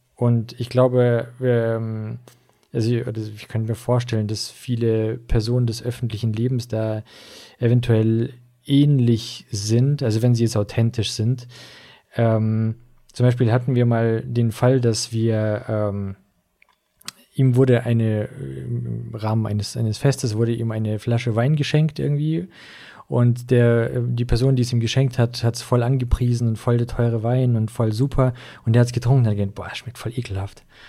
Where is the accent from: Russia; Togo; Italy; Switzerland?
Russia; also born or lived in Swabia, Germany; now in Germany; ich bin wie gesagt in, in Russland aufgewachsen, nicht hier